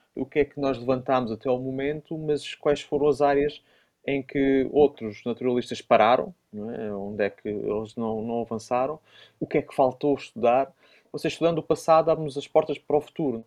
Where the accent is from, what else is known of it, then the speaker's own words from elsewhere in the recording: Évora, Alentejo, Portugal; now in Porto, Portugal; de Évora, da minha cidade natal